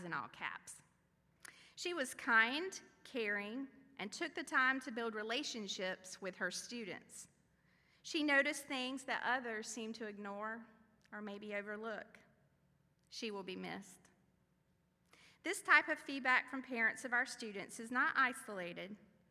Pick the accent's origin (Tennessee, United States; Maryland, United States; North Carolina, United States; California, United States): North Carolina, United States; Fayetteville; born or raised there; now in New Bern, United States